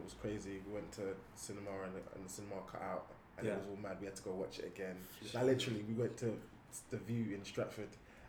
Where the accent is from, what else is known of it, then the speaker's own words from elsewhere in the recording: Guyana; I'm actually from Guyana, in South America